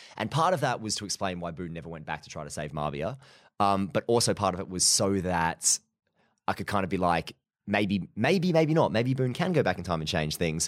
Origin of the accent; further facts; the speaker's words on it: Mansfield, East Midlands, United Kingdom; came up to Mansfield, you know, my hometown